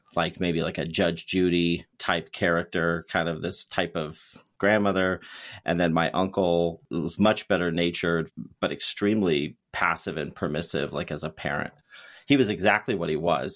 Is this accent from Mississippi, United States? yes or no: no; Ventura, California, United States; I grew up in the Ventura, California area